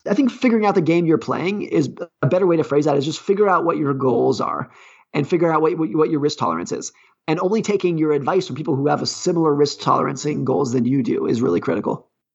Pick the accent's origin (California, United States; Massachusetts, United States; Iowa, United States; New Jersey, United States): California, United States; I grew up ski racing in Lake Tahoe, California